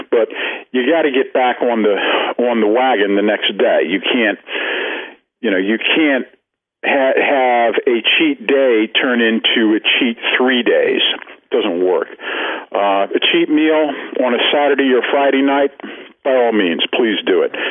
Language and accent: English; Ireland; Well, I am Irish, so I mean, you know, I've got to, I've got to have a drink every once in a while.